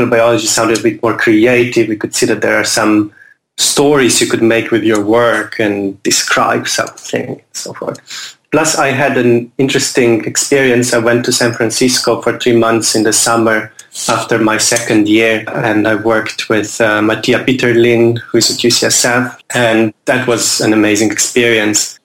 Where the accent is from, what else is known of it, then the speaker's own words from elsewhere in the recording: Ljubljana, Slovenia; moved away as an adult; also born or lived in New York / Cambridge; now in London, United Kingdom; I grew up in Slovenia, Ljubljana, which is the capital of a small country.